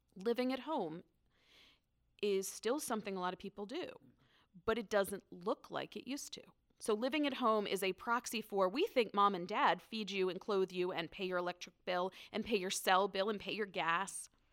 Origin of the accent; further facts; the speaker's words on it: Northern Virginia, United States; I grew up in Northern Virginia